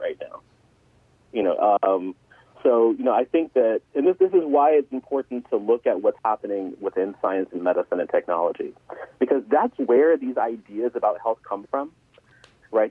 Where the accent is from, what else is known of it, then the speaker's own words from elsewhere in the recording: Atlanta, Georgia, United States; moved away as an adult; also born or lived in New Hampshire; now in Connecticut, United States; I was re- originally from Atlanta